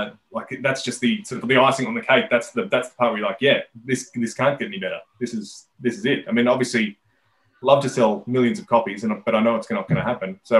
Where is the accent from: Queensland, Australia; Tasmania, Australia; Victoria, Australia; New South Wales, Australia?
New South Wales, Australia; Sydney; We weren't necessarily a Sydney band